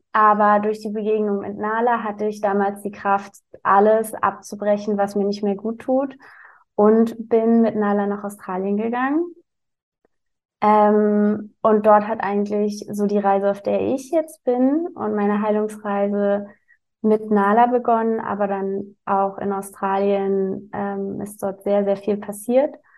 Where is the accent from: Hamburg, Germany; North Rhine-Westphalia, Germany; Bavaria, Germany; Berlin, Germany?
Berlin, Germany; ich komme aus Berlin. Also ich wohne aktuell in Berlin, aber bin auch geboren in Berlin